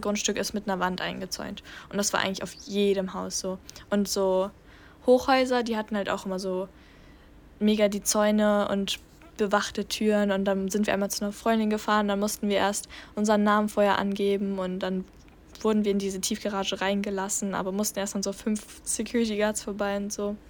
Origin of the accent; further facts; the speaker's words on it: Germany; als Deutsche